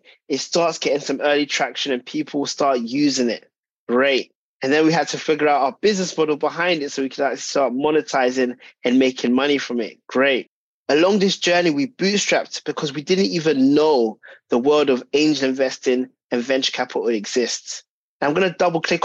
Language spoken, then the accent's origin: English; London, United Kingdom; I'm a British-born Ghanaian by heritage, grew up in North London